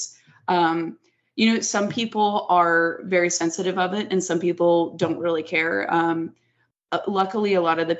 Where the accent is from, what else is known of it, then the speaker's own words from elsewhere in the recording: Las Vegas, Nevada, United States; growing up where I grew up in Vegas, you see taboo stuff all the time. It's just the nature of here